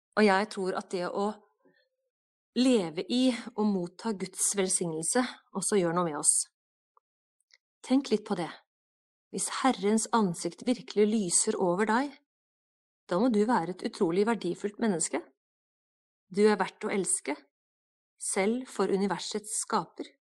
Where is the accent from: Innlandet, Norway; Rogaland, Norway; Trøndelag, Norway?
Innlandet, Norway; Dombås; also born or lived in Hamar / Gudbrandsdalen / Ecuador; now in Ålgård, Norway; på Dombås, da jeg bodde der, der jeg vokste opp